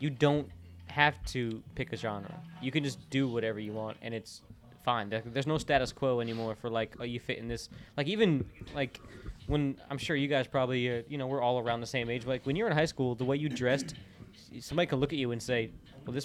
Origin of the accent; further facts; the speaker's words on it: Orlando, Florida, United States; where I grew up in Orlando